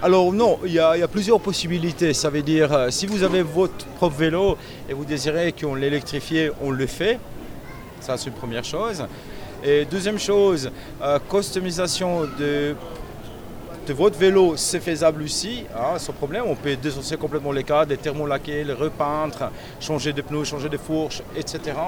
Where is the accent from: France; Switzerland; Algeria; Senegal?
Switzerland; chez nous en Suisse